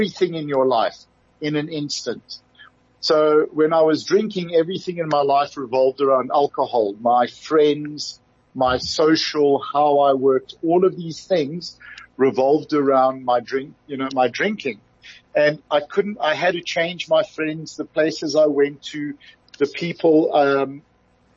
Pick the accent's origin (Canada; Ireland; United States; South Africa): South Africa; being a South African